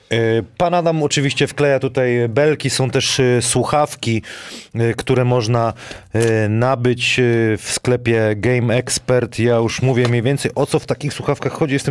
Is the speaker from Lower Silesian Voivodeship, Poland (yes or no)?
yes; Wałbrzych, Lower Silesian Voivodeship, Poland; moved away; pochodzę z Wałbrzycha.